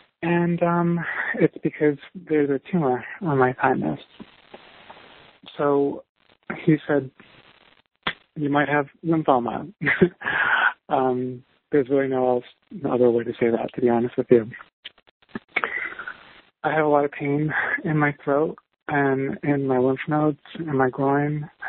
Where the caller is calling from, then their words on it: New York City, New York, United States; I'm 31 years old. I'm calling from New York City.